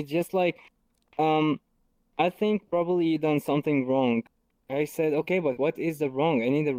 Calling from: Germany; I'm calling you from Germany to America.

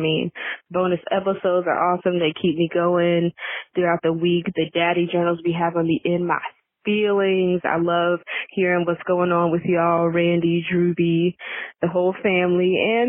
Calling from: Charlotte, North Carolina, United States; I am calling from Charlotte, North Carolina

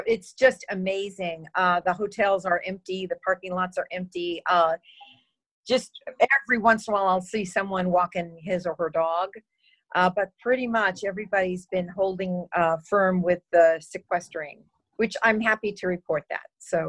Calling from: Pismo Beach, California, United States; I'm in Pismo Beach, California. It's about 10 miles from San Luis Obispo and about, I'd say about maybe 1,500 feet from the beach.

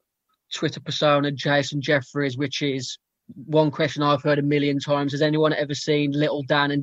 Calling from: Newcastle, North East England, United Kingdom; And yeah, I'm having ASM from Newcastle.

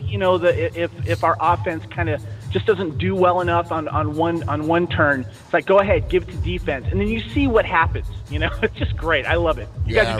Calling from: Santa Barbara, California, United States; Hey, guys, this is … Santa Barbara, California.

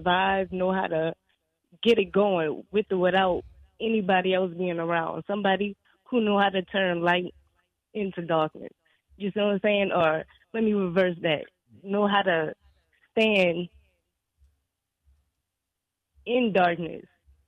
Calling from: New Orleans, Louisiana, United States; And this is … from New Orleans.

